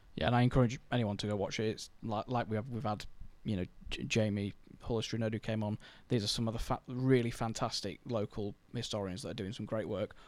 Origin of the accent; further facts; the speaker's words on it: Scunthorpe, Yorkshire and the Humber, United Kingdom; I was born in Scunthorpe